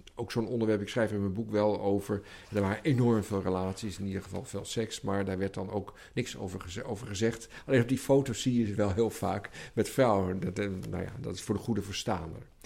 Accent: Netherlands; ons als Nederlander

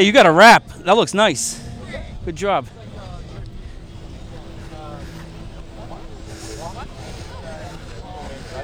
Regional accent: Spencer, Massachusetts, United States; I'm from Spencer

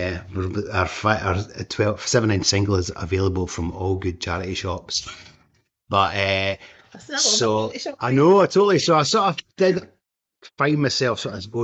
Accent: Blairgowrie, Scotland, United Kingdom; moved away as an adult; also born or lived in Dundee / London; we're from Blairgowrie

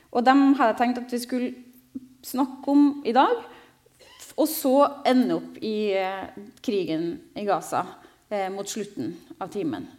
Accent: Trondheim, Trøndelag, Norway; also born or lived in Jerusalem; Jeg er fra Trondheim, dessverre. Ikke fra Stavanger

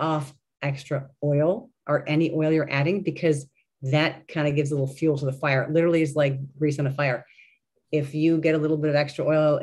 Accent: Cleveland, Ohio, United States; we're from Cleveland, Ohio.

